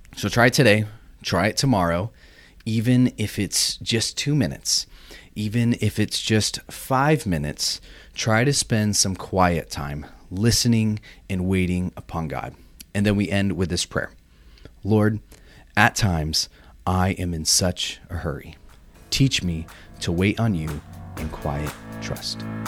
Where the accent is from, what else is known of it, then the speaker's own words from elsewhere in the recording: Orange County, California, United States; moved away as an adult; also born or lived in Michigan; I grew up in Orange County